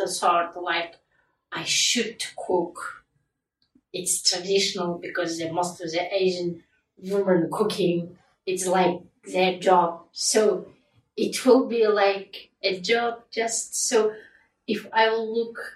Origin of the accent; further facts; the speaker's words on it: Kazakhstan; first language Kazakh; English is a second language; moved away as an adult; now in United Kingdom; in my mother language, Kazakh